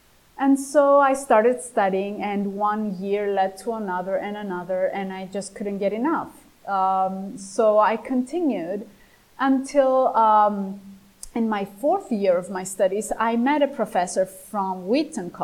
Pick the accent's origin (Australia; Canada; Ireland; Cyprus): Cyprus; English is a second language; now in Greece; I was born in Cyprus